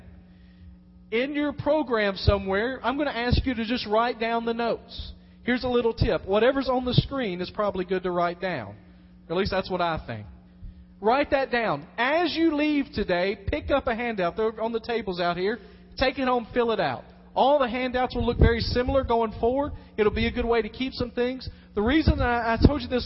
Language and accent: English; Dyersburg, Tennessee, United States; I was born in Dyersburg, Tennessee